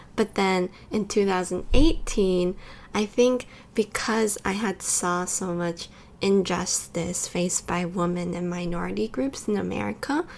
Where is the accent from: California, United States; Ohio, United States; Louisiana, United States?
California, United States; moved away as an adult; also born or lived in Taiwan; now in Tokyo, Japan; I was born in California and I also grew up in both California and Taiwan, and I'm going to university in Japan right now